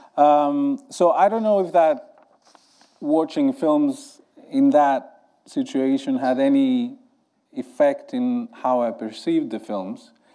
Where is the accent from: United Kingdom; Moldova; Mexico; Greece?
Greece; I grew up in Greece